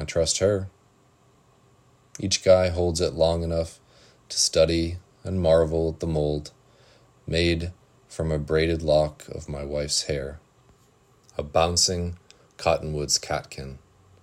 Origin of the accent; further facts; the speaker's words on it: Salem, Oregon, United States; I'm from Salem, Oregon